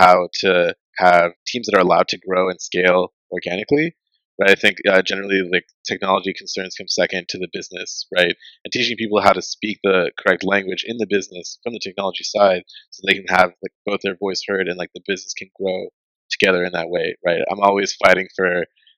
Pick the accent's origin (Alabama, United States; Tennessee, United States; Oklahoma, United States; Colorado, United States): Tennessee, United States; Memphis; also born or lived in Upper Marlboro, Maryland; when I was about 10, like 2001, I moved to Memphis, Tennessee, so I grew up here